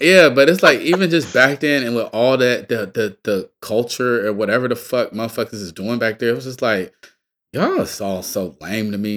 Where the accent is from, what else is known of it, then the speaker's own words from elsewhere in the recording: Atlanta, Georgia, United States; I'm from Atlanta, right? I'm from the South. I'm from Georgia